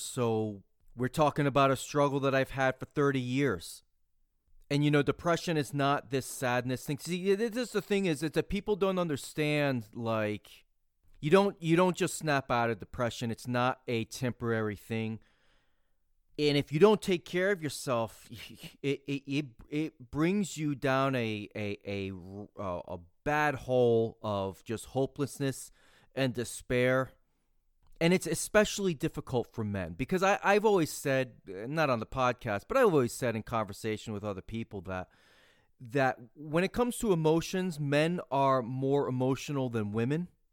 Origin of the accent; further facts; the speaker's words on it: United States; I'm an American